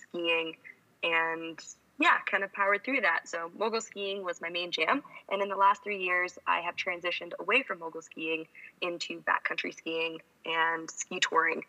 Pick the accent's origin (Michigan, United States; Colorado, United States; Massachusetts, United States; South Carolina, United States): Colorado, United States; I grew up in Colorado and started skiing at the age of 2